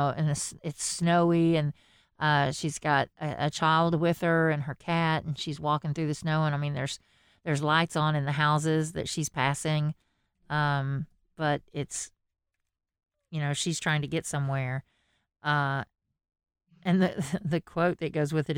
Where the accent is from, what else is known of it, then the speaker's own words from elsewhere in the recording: Texas, United States; I am from Texas.